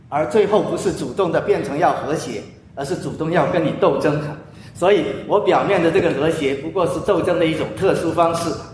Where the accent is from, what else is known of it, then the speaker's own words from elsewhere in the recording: China; moved away; also born or lived in United States; 我们中国人